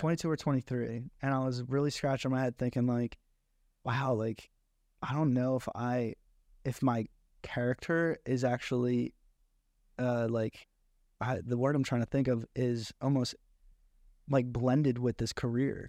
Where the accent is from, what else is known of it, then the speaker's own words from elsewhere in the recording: Egg Harbor Township, New Jersey, United States; moved away as an adult; also born or lived in Galloway, New Jersey / Atlantic City, New Jersey; I was raised in Egg Arbor Township